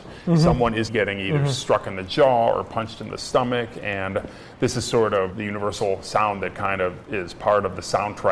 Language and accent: English; Cleveland, Ohio, United States; When I was growing up in Cleveland, Ohio